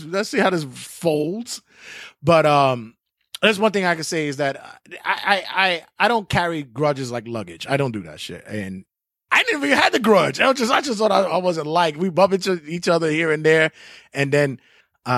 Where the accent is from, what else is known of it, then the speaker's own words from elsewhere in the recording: New York City, New York, United States; growing up in Bushwick, Williamsburg